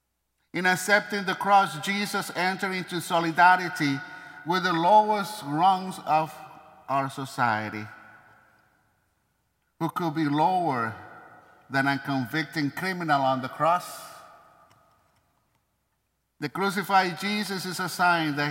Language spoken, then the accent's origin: English; Maracaibo, Zulia, Venezuela; moved away; my hometown